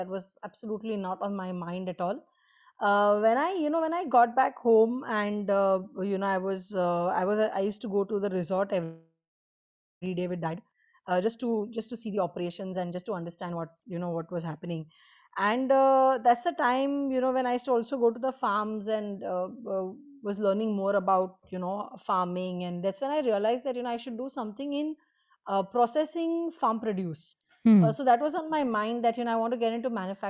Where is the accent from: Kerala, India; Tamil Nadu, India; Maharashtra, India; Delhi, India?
Maharashtra, India; Bordi; So my hometown is Borodi. It is a coastal town, the northernmost tip of Maharashtra adjoining Gujarat.